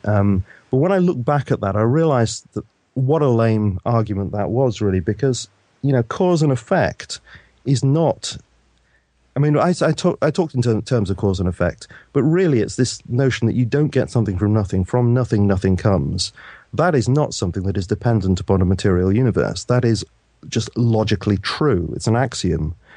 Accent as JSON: {"language": "English", "country": "United Kingdom", "tie": "born or raised there", "said": "I was brought up in the Methodist Church here in the U K"}